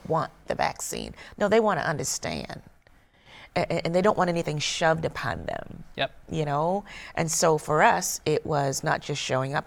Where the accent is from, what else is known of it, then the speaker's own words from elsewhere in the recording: South Carolina, United States; moved away; also born or lived in Georgia; I'm from South Carolina